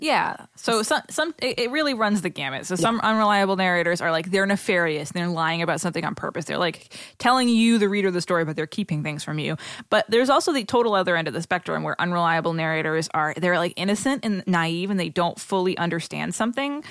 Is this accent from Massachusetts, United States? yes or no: yes; Boston, Massachusetts, United States; accent: Boston; my Boston accent